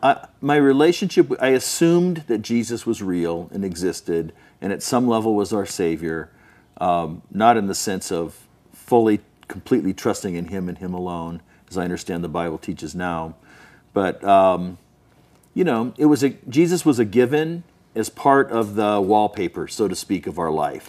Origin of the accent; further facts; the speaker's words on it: Southern California, United States; also born or lived in Salt Lake City, Utah; I grew up mostly in Southern California